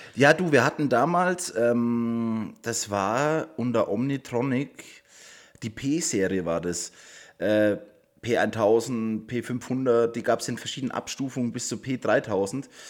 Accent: Waldbüttelbrunn, Bavaria, Germany; Ich bin damals noch zur Schule gegangen und äh, ich komme aus Waldbüttelbrunn

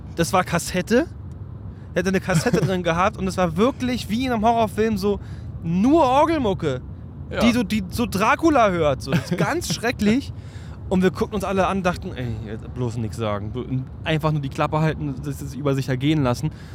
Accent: Berlin, Germany; bei uns in Berlin

